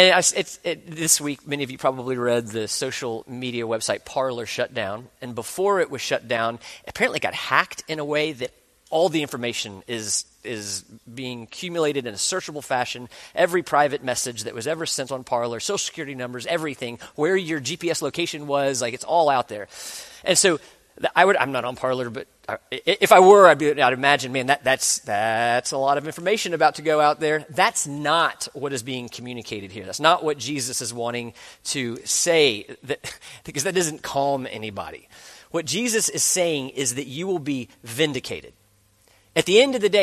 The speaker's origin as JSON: {"language": "English", "region": "the South", "country": "United States", "tie": "born or raised there", "said": "I grew up in the South"}